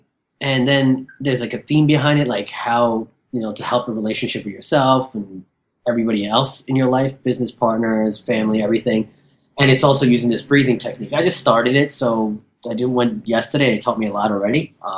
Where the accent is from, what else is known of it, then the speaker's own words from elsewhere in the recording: Canada; Yeah, I'm Canadian, so that's why.